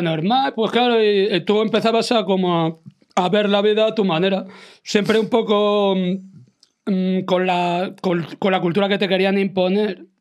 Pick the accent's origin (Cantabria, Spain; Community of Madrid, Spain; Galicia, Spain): Community of Madrid, Spain; Madrid; todos los que somos de Malasaña, porque siempre ha sido nuestro barrio y lo será siempre, aunque vivamos en otro sitio siempre lo será.